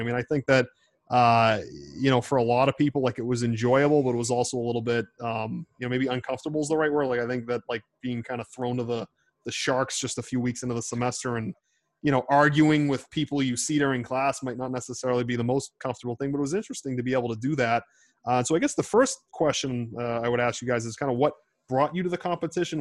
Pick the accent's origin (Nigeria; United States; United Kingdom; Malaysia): United States; Boston, Massachusetts; accent: Boston; in my 24 years of, of, of, walking the hard streets of Boston, I have heard no accent harder than that of yours truly